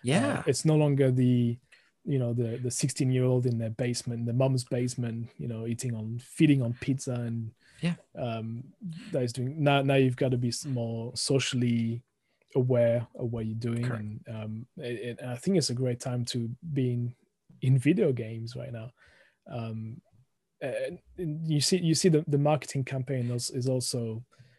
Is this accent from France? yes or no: yes; France; accent: thick French; moved away as an adult; also born or lived in United Kingdom